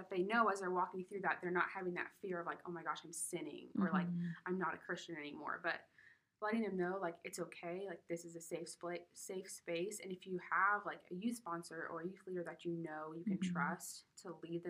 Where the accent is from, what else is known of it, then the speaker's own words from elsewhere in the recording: Colorado, United States; I'm from Colorado